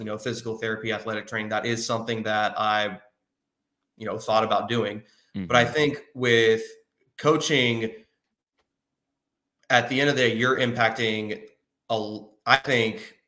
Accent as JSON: {"language": "English", "region": "North Carolina", "country": "United States", "tie": "born or raised there", "also_born_or_lived": "Wilmington, North Carolina", "said": "being a swimmer growing up in North Carolina"}